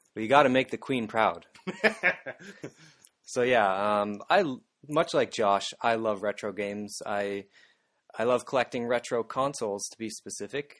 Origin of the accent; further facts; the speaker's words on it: Canada; moved away as an adult; now in Japan; I'm from Canada, that is just north of America